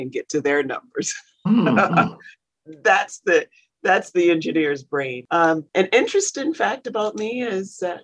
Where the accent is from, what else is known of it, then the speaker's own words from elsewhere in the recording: South Carolina, United States; I grew up in South Carolina, actually. So I'm a poor Southern girl.